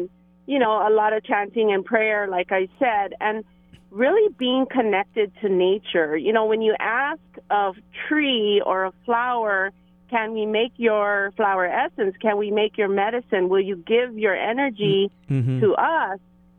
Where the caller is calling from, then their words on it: Hilo, Hawaii, United States; Well, aloha, Bird and Meli and Kiana. I'm calling in from Hilo today.